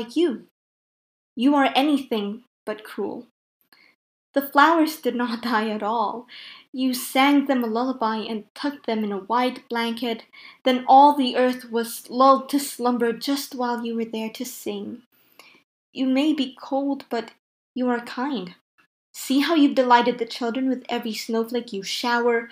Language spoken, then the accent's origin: English; Philippines; I'm from the Philippines, which is a tropical country.